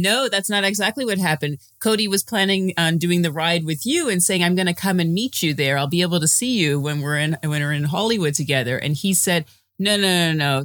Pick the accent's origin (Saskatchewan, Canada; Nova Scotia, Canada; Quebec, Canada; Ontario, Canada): Ontario, Canada; Toronto; I'm from Toronto